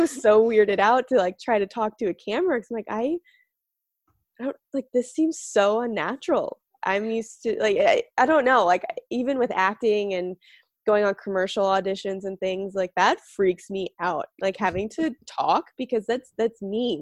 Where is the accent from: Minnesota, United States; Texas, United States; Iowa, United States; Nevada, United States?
Nevada, United States; outside of Las Vegas; I grew up outside of Vegas